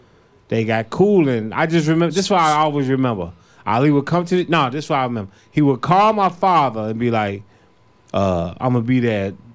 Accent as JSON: {"language": "English", "town": "Chicago", "region": "Illinois", "country": "United States", "tie": "born or raised there", "said": "South Side, 101st and Low."}